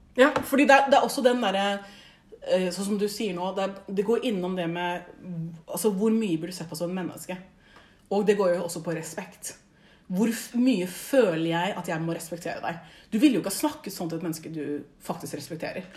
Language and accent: Norwegian; Oslo, Norway; født og oppvokst i Oslo, vokst opp på liksom, den mest multikulturelle